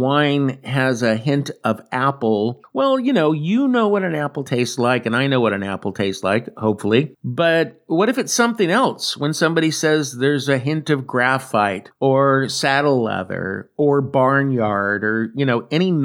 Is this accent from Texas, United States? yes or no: no; California, United States; moved away as an adult; now in Atri, Italy; I am a Californian, but I came here a year ago after living my entire life in California